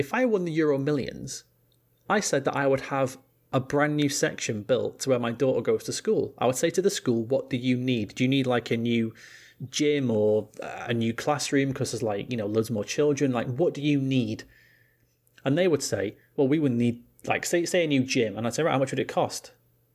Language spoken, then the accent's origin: English; England, United Kingdom; being English